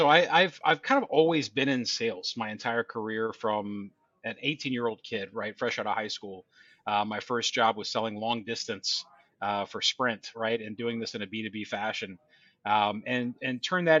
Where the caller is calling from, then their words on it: Tampa, Florida, United States; just outside of Tampa.